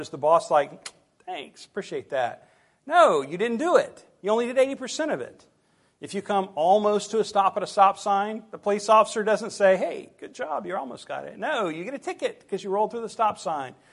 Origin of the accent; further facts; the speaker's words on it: United States; us as American Christians